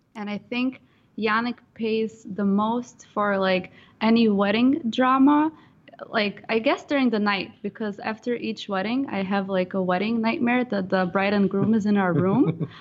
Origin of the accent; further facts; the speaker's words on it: Ukraine; now in San Diego, United States; I am originally from Ukraine